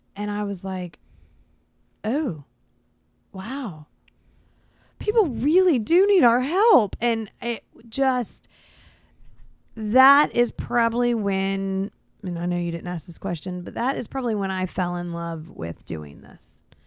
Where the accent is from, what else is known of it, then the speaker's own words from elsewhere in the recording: Florida, United States; I am from Florida.